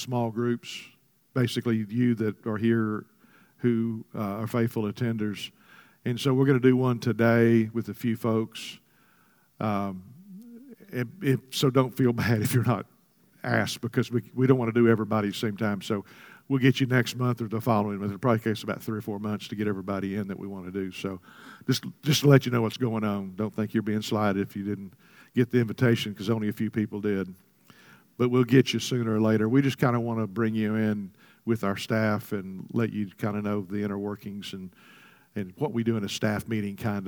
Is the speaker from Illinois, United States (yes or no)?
no; Texas, United States; I was born in Texas.